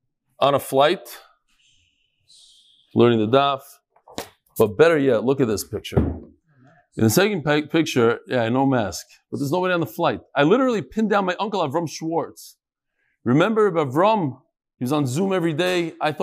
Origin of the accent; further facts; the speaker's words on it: Los Angeles, California, United States; I grew up here in the La Brea area of Los Angeles, and I'm sober 3.5 years now.